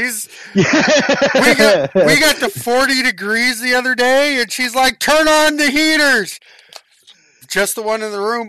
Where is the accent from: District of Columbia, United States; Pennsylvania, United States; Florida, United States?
Florida, United States; It's cold. I grew up in South Florida.